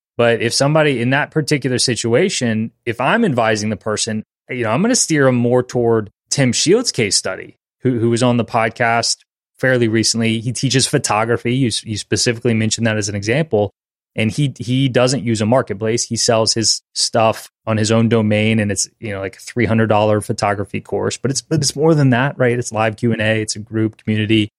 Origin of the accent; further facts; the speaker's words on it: Louisiana, United States; we both are born and raised in Louisiana